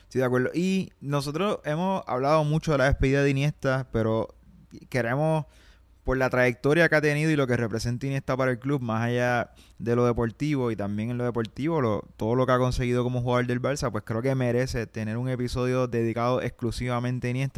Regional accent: Puerto Rico

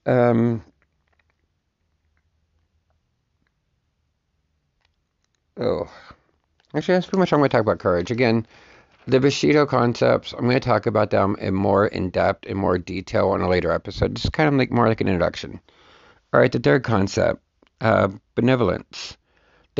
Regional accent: United States; as an American

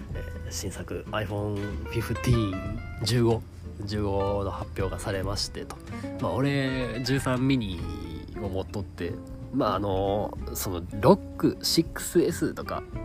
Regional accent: Kansai, Japan; 関西人やしいうのと、まあ、その関西人やから

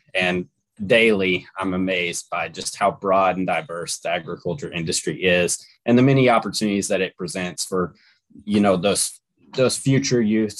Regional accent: Bloomfield, Kentucky, United States; I'm from Nelson County in a small town called Bloomfield. Grew up in a very rural lifestyle, more of a traditional background, I guess

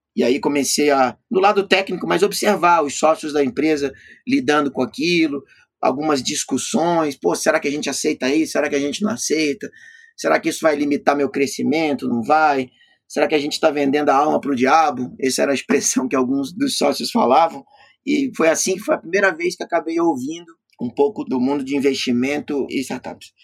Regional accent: Florianópolis, Santa Catarina, Brazil; lá na minha cidade, Florianópolis

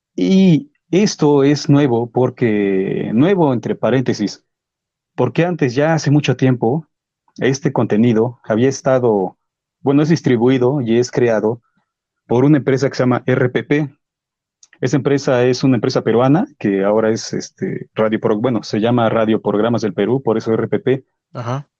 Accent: Mexico; soy mexicano

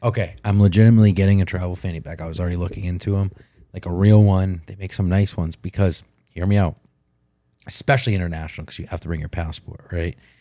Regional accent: United States; I'm American

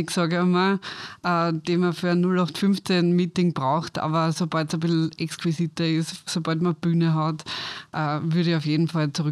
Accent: Styria, Austria; Ja, also ich bin aufgewachsen in der Steiermark und habe dann nach der Matura ein Tourismus-College gemacht

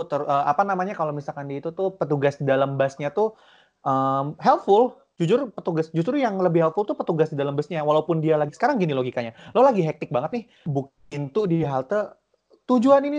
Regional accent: Cibubur, Indonesia; Sementara kalau misalkan kayak kita orang Cibubur tuh cuma nunggu harus nunggu LRT.

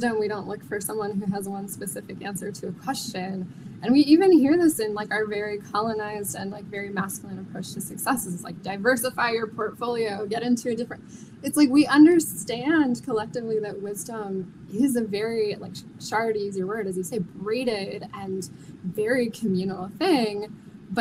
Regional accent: New York City, New York, United States; I grew up in Manhattan, and so my concept of the world outside of a very dense city was through the fantastical and imaginative worlds created for me by movies

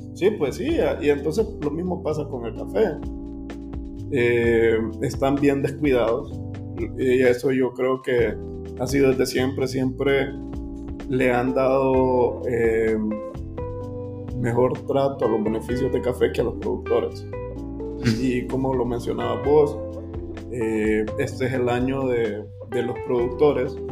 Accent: Honduras; como hondureños

